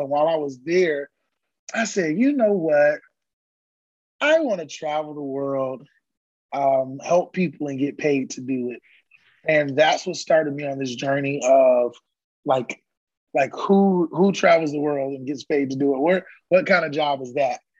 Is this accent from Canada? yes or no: no; Orlando, Florida, United States; moved away as an adult; now in Austin, United States; born and raised in Orlando, Mickey Mouse Country